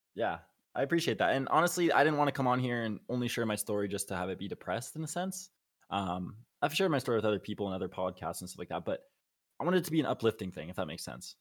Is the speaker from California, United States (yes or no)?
yes; Los Angeles, California, United States; also born or lived in Arizona; born and raised in Los Angeles, California